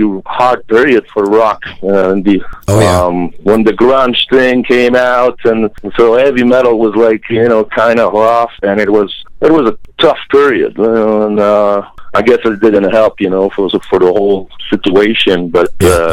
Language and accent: English; Jonquière, Quebec, Canada; also born or lived in Montreal; where we come from, Jonquière, Quebec